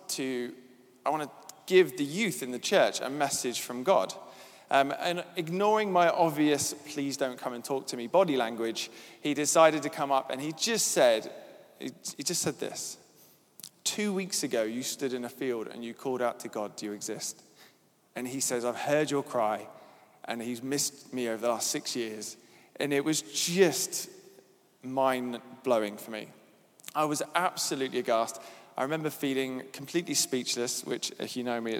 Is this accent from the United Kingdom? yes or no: yes; Devon, South West England, United Kingdom; I grew up in Devon with a family who went to church